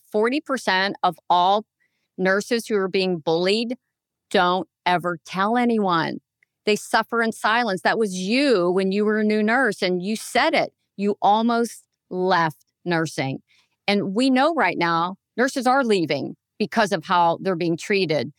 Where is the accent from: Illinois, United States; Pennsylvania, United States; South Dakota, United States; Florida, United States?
Pennsylvania, United States; I'm from Pennsylvania